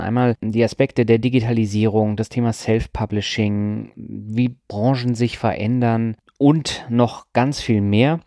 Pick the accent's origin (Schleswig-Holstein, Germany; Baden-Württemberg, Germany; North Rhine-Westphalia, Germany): Schleswig-Holstein, Germany; Lübeck; meiner Heimatstadt